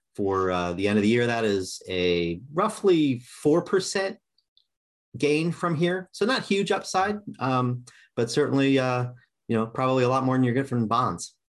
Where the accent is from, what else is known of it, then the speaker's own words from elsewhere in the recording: Kansas City, United States; I grew up in Kansas City.